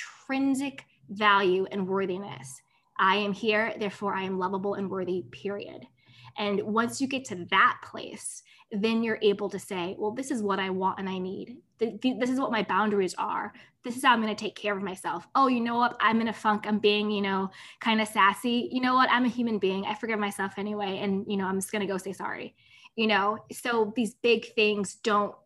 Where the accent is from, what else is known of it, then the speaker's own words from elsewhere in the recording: United States; I'm American